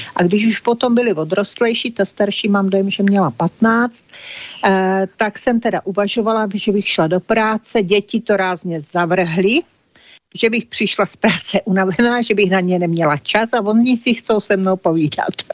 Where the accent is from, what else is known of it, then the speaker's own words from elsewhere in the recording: Olomouc, Olomouc Region, Czechia; narodila jsem si v Olomouci, tam jsem prožila většinu svého života.